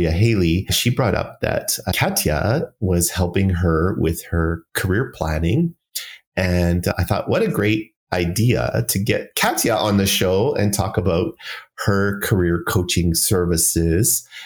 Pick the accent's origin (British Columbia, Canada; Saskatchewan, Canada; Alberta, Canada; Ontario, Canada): Alberta, Canada; Calgary; I was born and raised in Calgary